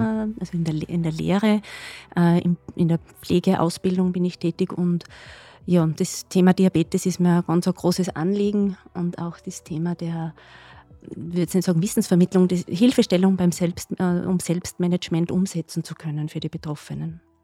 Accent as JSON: {"language": "German", "region": "Upper Austria", "country": "Austria", "also_born_or_lived": "Graz", "said": "ich komme aus Oberösterreich"}